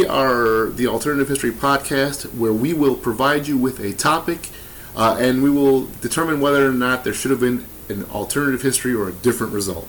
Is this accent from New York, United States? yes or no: no; Milwaukee, Wisconsin, United States; we're from Milwaukee.